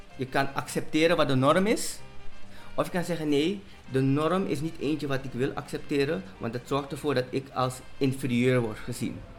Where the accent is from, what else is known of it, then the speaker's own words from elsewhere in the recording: Suriname; also born or lived in Netherlands; als Surinamer die in Nederland heeft gewoond en ervoor heeft gekozen om terug te komen